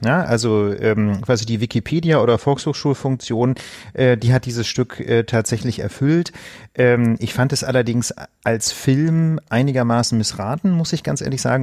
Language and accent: German; Osnabrück, Lower Saxony, Germany; in meiner Heimatstadt Osnabrück